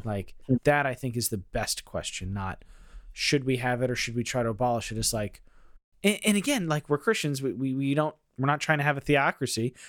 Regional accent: United States; being an American

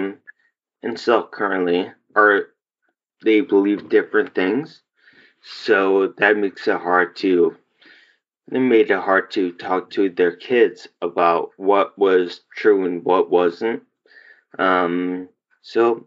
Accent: Homewood, Illinois, United States; also born or lived in Chicago, Illinois; We lived there from age of like four until I graduated high school.

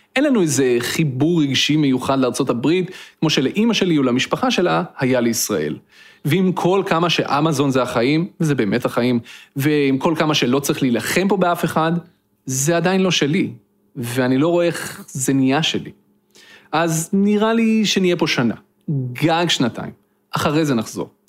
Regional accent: Petah Tikva, Central District, Israel; moved away as an adult; now in Cambridge, United States; גדלתי בפתח תקווה

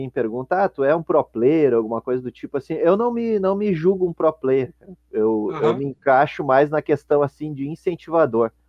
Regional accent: Rio Grande do Sul, Brazil; Bom, eu como sou natural aqui do Rio Grande do Sul, né?

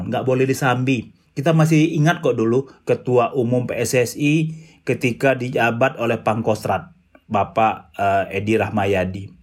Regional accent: Padang, West Sumatra, Indonesia; Semen Padang itu klub sepak bola kampung saya Lisa

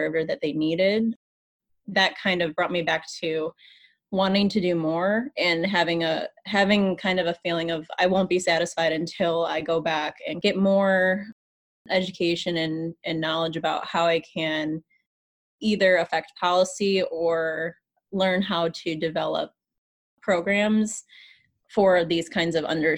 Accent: Michigan, United States; moved away as an adult; now in St. Louis, United States; I'm from Michigan

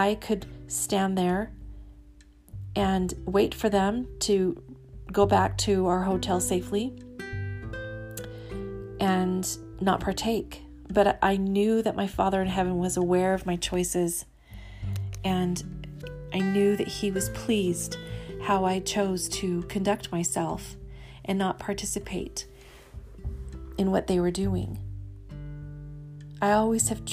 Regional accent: Central California, United States; moved away as an adult; as a teenager growing up in Central California

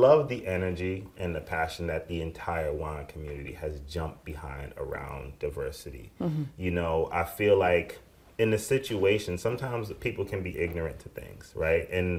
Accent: New York City, New York, United States; And I'm from the Bronx

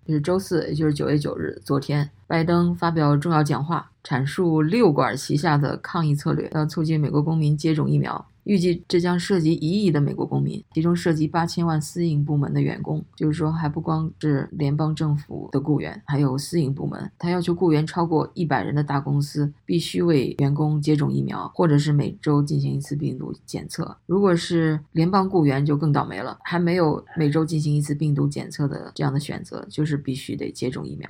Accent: China; now in United States; 我们在中国大陆长大的

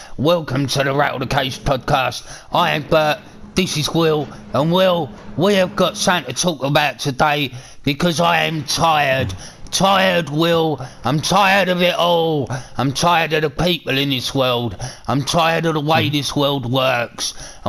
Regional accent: United Kingdom; I'm British

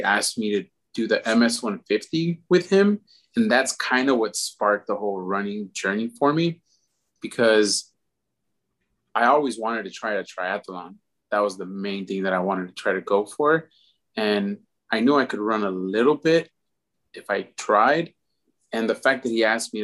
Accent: Houston, Texas, United States; Actually born and raised here in Houston. I grew up down in the Pasadena area.

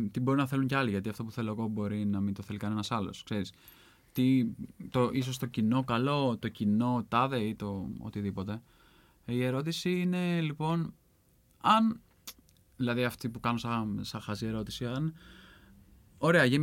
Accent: Central Greece, Greece; Ναι, εγώ είμαι από την Εύβοια

